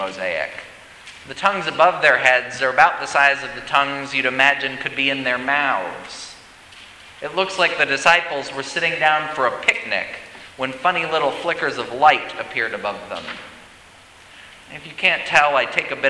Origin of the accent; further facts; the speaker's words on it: Colorado, United States; moved away; my home state of Colorado